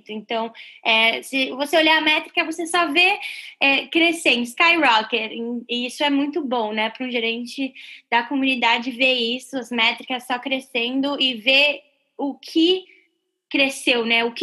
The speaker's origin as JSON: {"language": "Portuguese", "country": "Brazil", "moved": "as an adult", "lives_now": "United States", "said": "Eu vim do Brasil é, em 2013, eu, eu vim para estudar e trabalhar."}